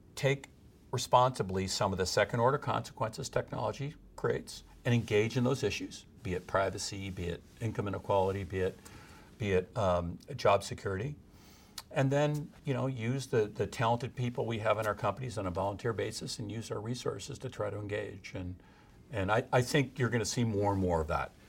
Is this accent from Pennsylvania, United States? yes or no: no; Midwest, Illinois, United States; moved away as an adult; now in California, United States; I'm still a Midwesterner in heart, even though I've been in California for thirty-five years